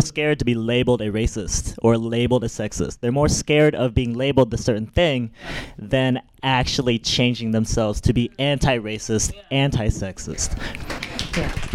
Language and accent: English; the Deep South, United States; now in New York, United States; I grew up in the South